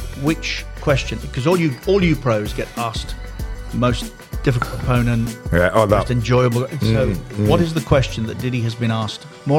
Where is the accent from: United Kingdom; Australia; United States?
United Kingdom; Coventry, West Midlands; I'm also from a council house. Although my council house was on the right side of Coventry. South Coventry.